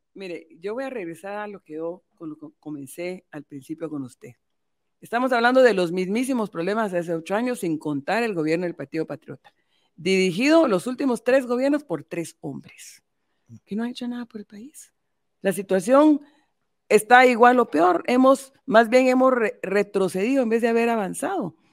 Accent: Guatemala; como mujer guatemalteca, como madre

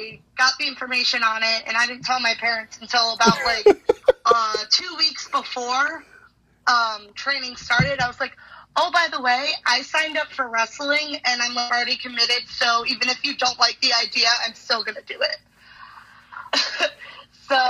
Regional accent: Westfield, Massachusetts, United States; I'm from Westfield, Mass

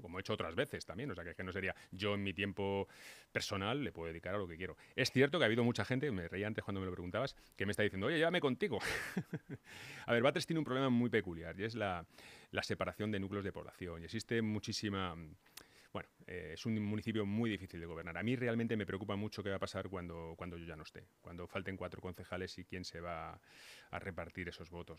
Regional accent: Móstoles, Community of Madrid, Spain; Yo me he criado, yo he vivido hasta los 30 años en, en es más, vivo en una casa donde veo mi casa de Móstoles

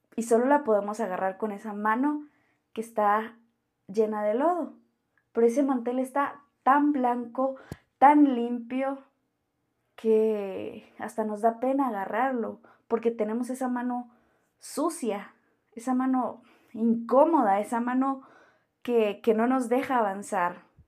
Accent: Guatemala; soy de Guatemala

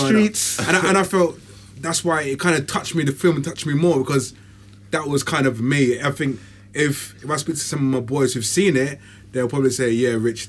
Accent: London, United Kingdom; me growing up, it's like Hackney and Stratford.

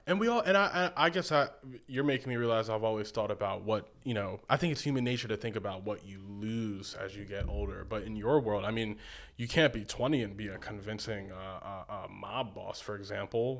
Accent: Baltimore, Maryland, United States; now in Malibu, United States; I'm from Baltimore

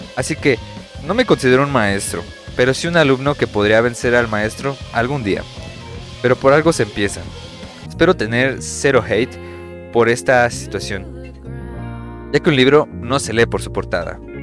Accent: Mexico; mi país son temas este país, México

